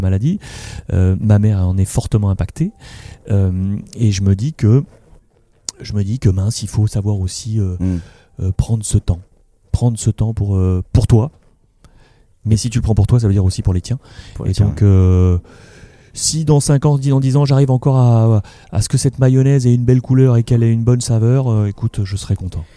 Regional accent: Morocco; moved away; le continent africain sur lequel je suis né, au Maroc

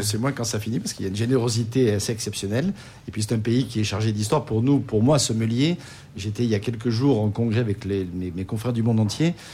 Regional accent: France; chez nous en France

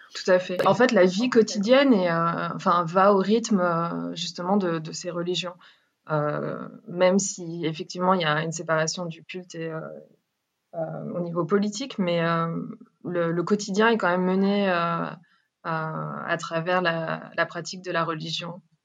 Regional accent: France; moved away as an adult; now in Ethiopia; Je suis née et grandie en France. Euh, et après mes études, j'ai décidé de partir en Éthiopie

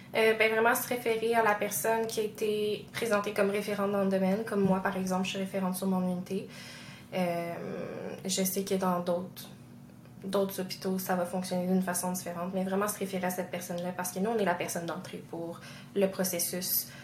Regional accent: Quebec, Canada; chez nous au Québec

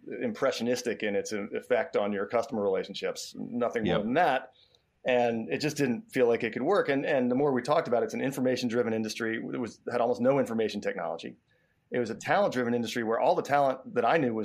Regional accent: New York City, New York, United States; I grew up in New York City

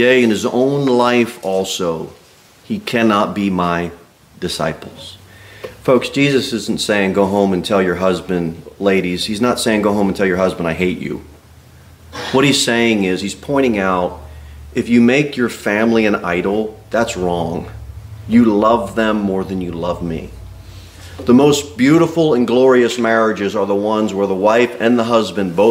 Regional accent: United States; we were born in America

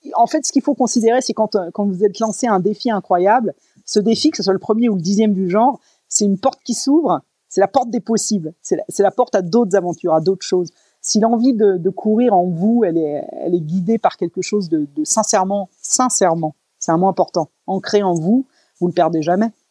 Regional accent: France; moved away as an adult; depuis mes 20 ans quand j'ai quitté la France

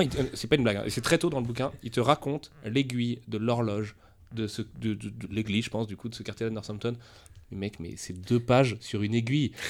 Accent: France

